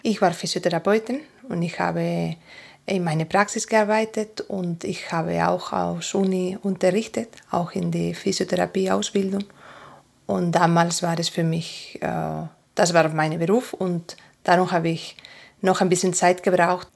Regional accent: Asturias, Spain; first language Spanish; German is a second language; now in Andelsbuch, Austria; Ich komme aus Asturias und das ist ganz Norden, zwischen Galicia und Baskenland ungefähr

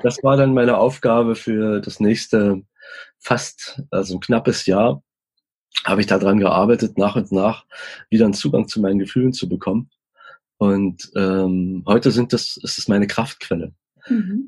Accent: East Germany, Germany; ich komme aus dem Osten

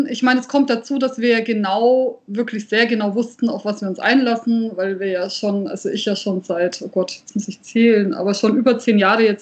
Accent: Nuremberg, Bavaria, Germany; born there; now in Fürth, Germany; also ich bin ja wirklich äh, in Nürnberg geboren, das heißt, ich habe es bis nach Fürth geschafft.

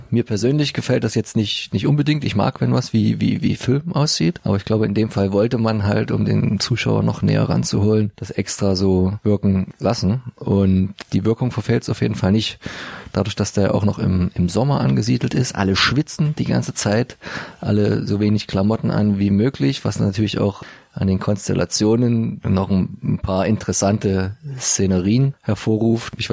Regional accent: Dresden, Saxony, Germany; wo wir, uns als Dresdner immer so köstlich aufregen bis amüsieren konnten

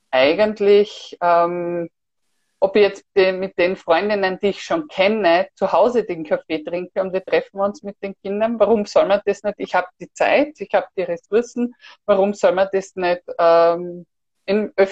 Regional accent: Styria, Austria; now in Vienna, Austria; Vor allem wir sind ja ursprünglich aus der Steiermark sind dann nach Wien gezogen

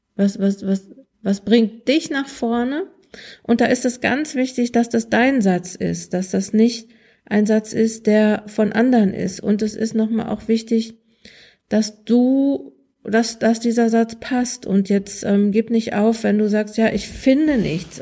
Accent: Ruhr area, North Rhine-Westphalia, Germany; also born or lived in Münsterland; ich komme aus dem Ruhrgebiet

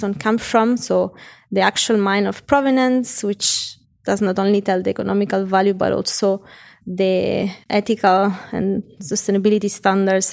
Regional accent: Rome, Lazio, Italy; moved away as an adult; now in Zurich, Switzerland; I was born and grew up in Rome, to me the most beautiful city in the world. And I moved when I was about 25 to Zurich

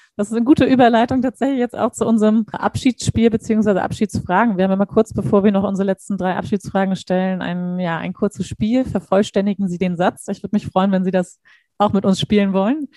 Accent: Hamburg, Germany; für uns Hamburger

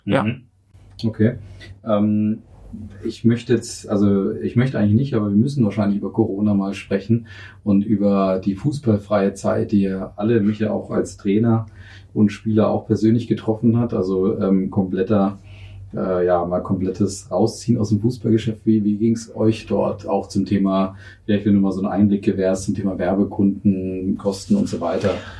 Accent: Northern Germany, Germany; moved away; Ich bin Norddeutscher

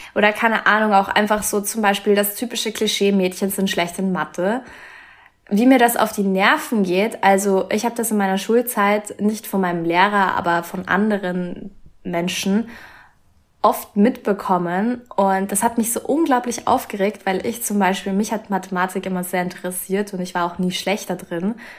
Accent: Austria; bei uns in Österreich

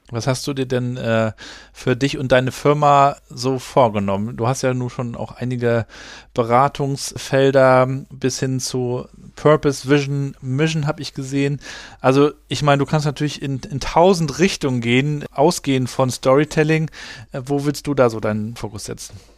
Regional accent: Germany; bei uns in Deutschland

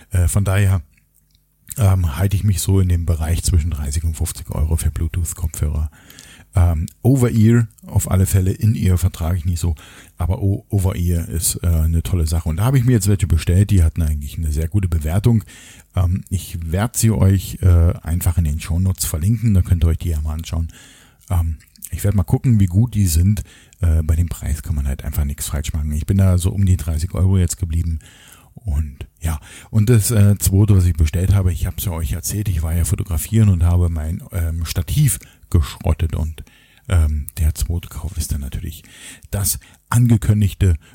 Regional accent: Berlin, Germany; und ich komme ja aus dem Osten sozusagen. Ich bin ja in Berlin geboren, in Ostberlin und auch dort aufgewachsen.

